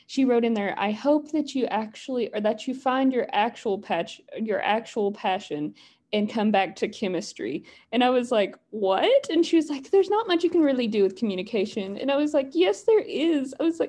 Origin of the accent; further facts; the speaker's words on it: Appalachia, United States; my accent is still here, but not nearly as thick as a lot of people from where I'm from. But literally somebody just pointed it out in one of my classes the other day. She was like, I can hear that you're from Appalachia.